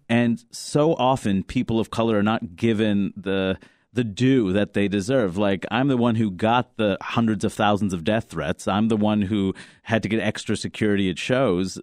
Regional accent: New York City, New York, United States; growing up in Queens, New York

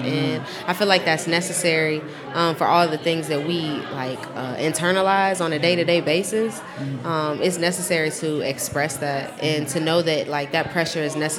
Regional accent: Champaign, Illinois, United States; Well, I'm from Champaign.

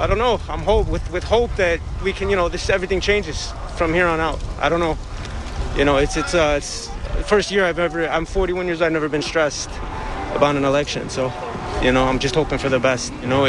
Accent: Chicago, Illinois, United States; And I grew up on the South Side where it is, you know, there's segregation, there's everything.

